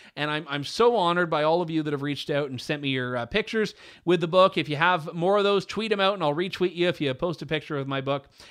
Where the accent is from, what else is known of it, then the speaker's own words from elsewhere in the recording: Canada; Canadian storyteller here